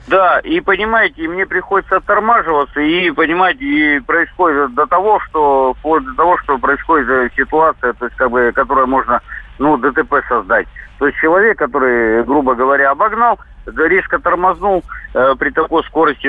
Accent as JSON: {"language": "Russian", "region": "Siberia", "country": "Russia", "said": "я водитель из Сибири"}